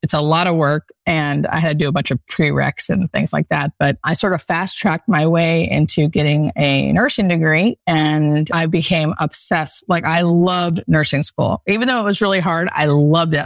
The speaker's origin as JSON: {"language": "English", "region": "Pennsylvania", "country": "United States", "tie": "born or raised there", "moved": "yes", "lives_now": "Los Angeles, United States", "said": "I grew up in Pennsylvania in the country, definitely a country girl at heart"}